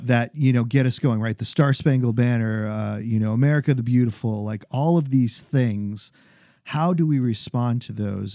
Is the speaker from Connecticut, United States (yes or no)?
no; New Hampshire, United States; now in Maryland, United States; growing up in New Hampshire, coming down to Baltimore